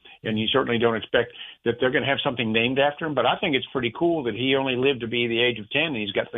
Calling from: Jacksonville, Florida, United States; Jacksonville, Florida.

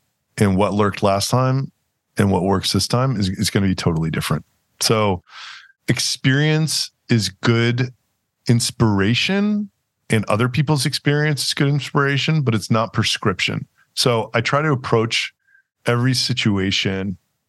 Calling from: Austin, Texas, United States; I am calling from Austin. Yeah. Well, I live in Austin, Texas.

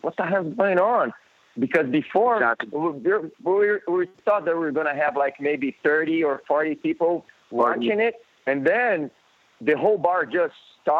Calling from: Brazil; I'm calling you from Brazil.

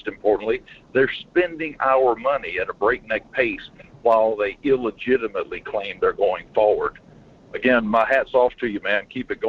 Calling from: Alaska, United States; Good morning, Mike. … out of Denali.

